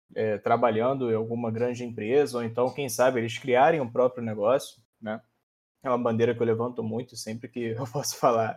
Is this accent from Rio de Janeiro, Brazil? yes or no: yes; interior of Rio de Janeiro state, Brazil; Eu sou do interior do Rio.